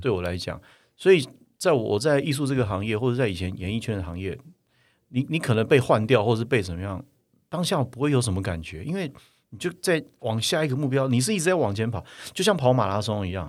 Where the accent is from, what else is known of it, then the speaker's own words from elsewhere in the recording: Taiwan; 我们台湾人没有跑过那么接近九秒哎。